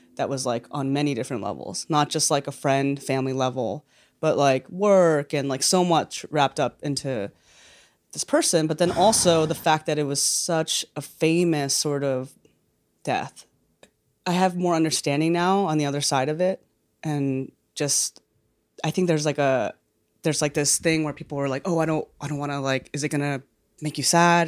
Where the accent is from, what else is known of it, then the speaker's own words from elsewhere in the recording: New York City, New York, United States; I grew up in New York